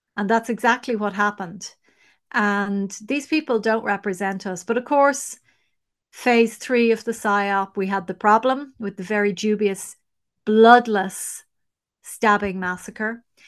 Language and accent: English; Ireland; we are the nation that has fallen the furthest.